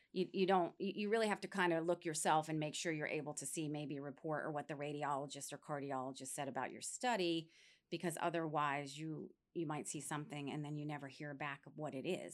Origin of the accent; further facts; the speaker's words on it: New York, United States; moved away as an adult; now in Florida, United States; I grew up in New York State, and after I graduated high school, I came down here to Florida